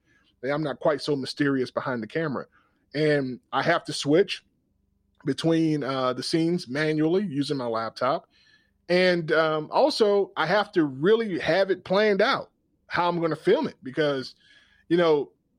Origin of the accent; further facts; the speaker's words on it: Georgia, United States; I grew up in South Georgia, and I could get a great meal.